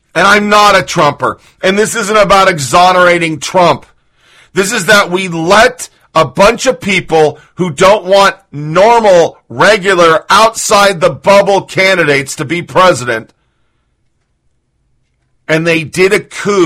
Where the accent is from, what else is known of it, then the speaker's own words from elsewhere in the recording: United States; as American, a person who's fucking defended this country